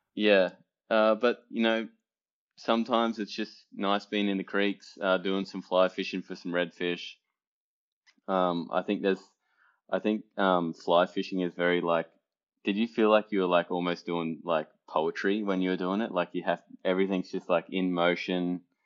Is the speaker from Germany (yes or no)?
no; Australia; moved away; being Australian, team sport was a, you know, a really big part of my upbringing